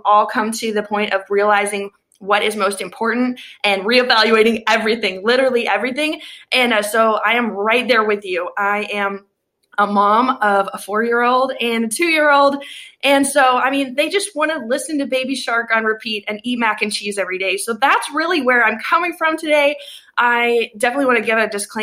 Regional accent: Tennessee, United States; I'm from Tennessee

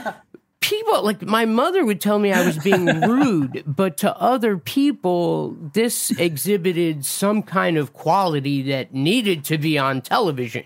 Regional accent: Montville, New Jersey, United States; moved away; my childhood, I grew up in New Jersey, in a town called Montville

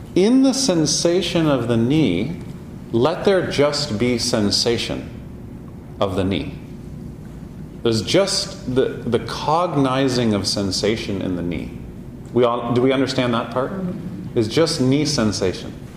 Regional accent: Canada; we're Canadian

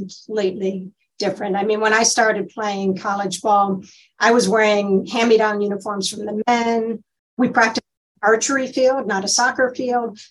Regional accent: Michigan, United States; also born or lived in Ohio; I'm from Michigan

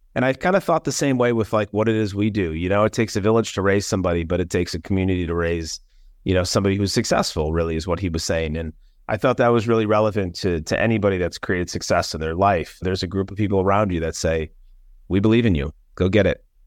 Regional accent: Minnesota, United States; also born or lived in Los Angeles, California; I was raised here in the Midwest

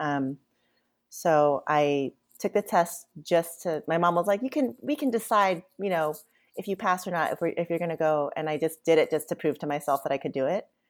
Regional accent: Buena Park, California, United States; also born or lived in Cerritos, California; I lived in Buena Park up until I was eighteen

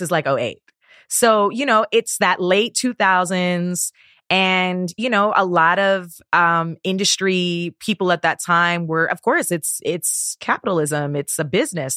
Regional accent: Toronto, Ontario, Canada; moved away; also born or lived in Guyana (heritage); where I'm from in Toronto

